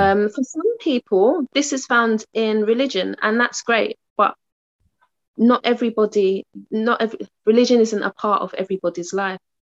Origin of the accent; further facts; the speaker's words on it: London, United Kingdom; moved away as an adult; now in Uxbridge, United Kingdom; moving from my hometown, um, Tottenham, to Uxbridge.